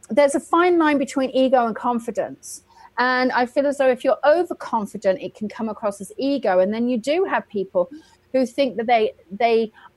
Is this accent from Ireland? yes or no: no; England, United Kingdom; now in Lily Dale, United States; as an English person, I'm now going back to England to teach a huge amount